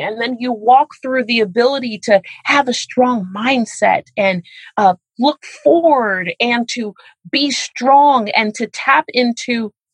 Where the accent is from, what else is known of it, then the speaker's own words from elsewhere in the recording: Miami, Florida, United States; I'm from Miami, Florida